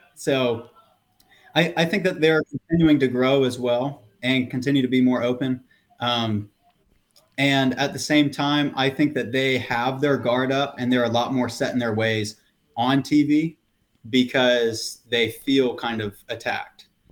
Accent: the South, United States; being born and raised in the South

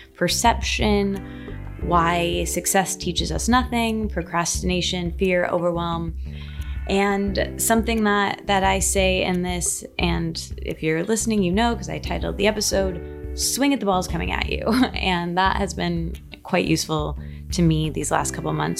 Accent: Michigan, United States; moved away; I grew up in Michigan in a, a small college town.

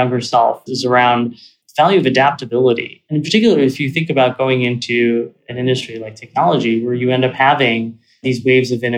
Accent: suburbs of Philadelphia, Pennsylvania, United States; I grew up in Pennsylvania in the suburbs of Philly

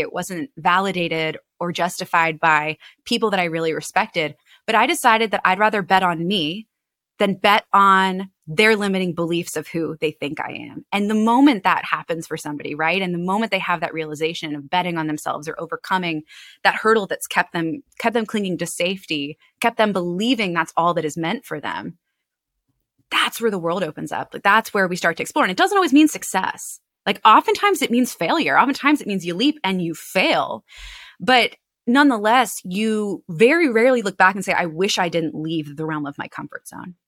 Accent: Annapolis, Maryland, United States; my hometown of Annapolis

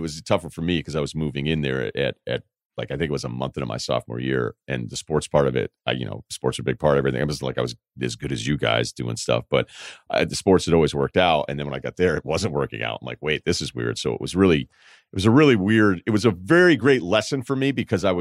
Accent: Martha's Vineyard, Massachusetts, United States; moved away; I'm from Martha's Vineyard

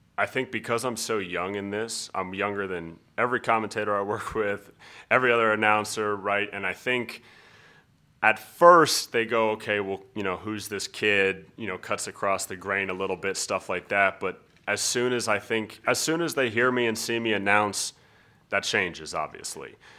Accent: Colorado, United States; also born or lived in San Diego, California; I was born in San Diego, California. but I've lived in Colorado my whole life

